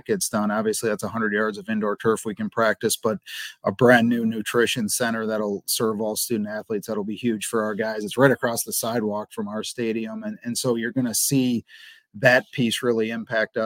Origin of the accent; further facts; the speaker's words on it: Wisconsin, United States; moved away as an adult; also born or lived in Central Michigan; now in Cincinnati, United States; I'm from Wisconsin